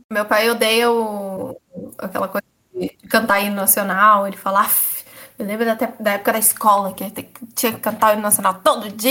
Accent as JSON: {"language": "Portuguese", "region": "São Paulo", "country": "Brazil", "said": "Sou, sou de São Paulo."}